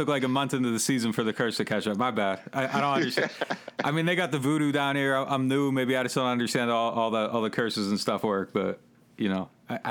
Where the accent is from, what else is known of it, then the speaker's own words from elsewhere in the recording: Pennsylvania, United States; moved away as an adult; also born or lived in Massachusetts; All right, well, yeah, I grew up in Pennsylvania.